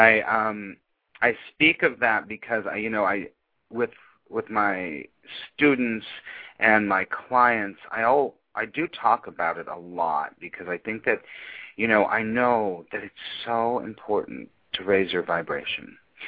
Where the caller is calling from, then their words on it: New York City, New York, United States; as usual, I'm calling from New York City.